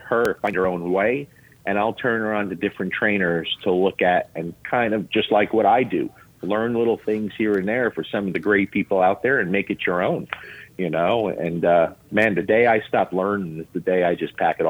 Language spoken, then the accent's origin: English; Lodi, New Jersey, United States; accent: Jersey accent; now in Kentucky, United States; I'm born and raised in Lodi, New Jersey, okay? Bergen County, New Jersey. People down here, I've been here 20 years now, over 20 years in Kentucky. People down here still think I have a Jersey accent.